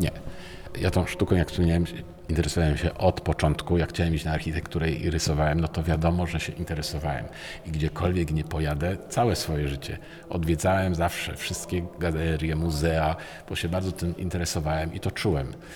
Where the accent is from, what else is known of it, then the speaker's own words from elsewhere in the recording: Poznań, Greater Poland, Poland; also born or lived in Kraków; jako poznaniak